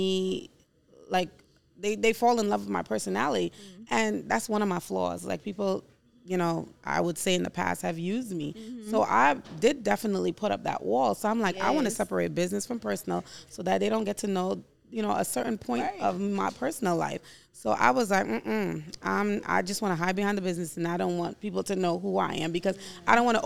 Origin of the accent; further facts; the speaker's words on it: New York City, New York, United States; I'm from Brooklyn, New York